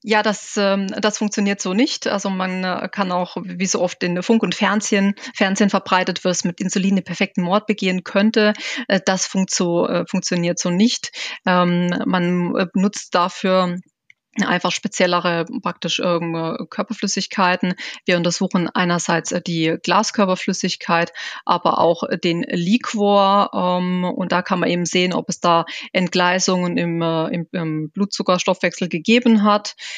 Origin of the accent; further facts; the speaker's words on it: Germany; bei uns in Deutschland